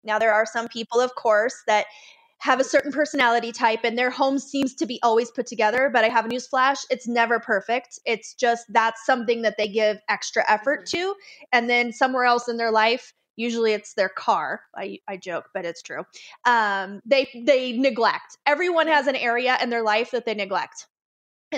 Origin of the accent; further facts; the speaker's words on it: Las Vegas, Nevada, United States; now in Colorado, United States; I'm from Las Vegas originally.